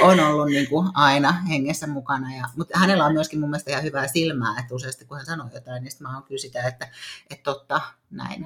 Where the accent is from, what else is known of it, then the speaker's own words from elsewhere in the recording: Tampere, Pirkanmaa, Finland; now in Nokia, Finland; Juuri Tampereella olen syntynyt ja, ja tota, asunut lapsuuden Hervannassa